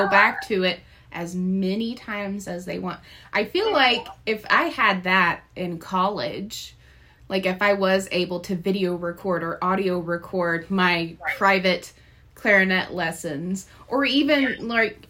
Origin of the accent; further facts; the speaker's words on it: Nashville, Tennessee, United States; moved away; I'm actually originally from Nashville, Tennessee.